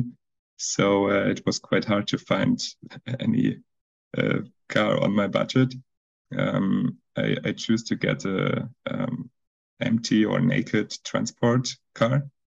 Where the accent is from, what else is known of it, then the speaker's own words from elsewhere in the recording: Mannheim, Baden-Württemberg, Germany; from Mannheim in Germany. And my background is mostly app developer. Left my apartment end of 2018 to be full-time traveling, but still with a big attached to my hometown